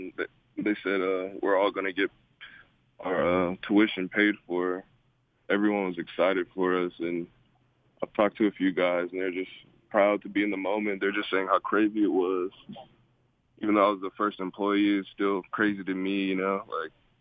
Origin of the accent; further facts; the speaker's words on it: San Clemente, California, United States; moved away as an adult; now in Provo, United States; I'm from San Clemente, California.